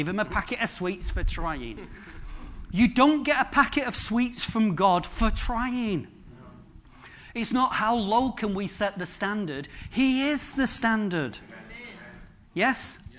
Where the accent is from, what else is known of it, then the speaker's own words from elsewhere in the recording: Droylsden, North West England, United Kingdom; born there; I was born in Drawlsden. What did I get for my legacy? What did I get? Wilkinson's and a big Tesco.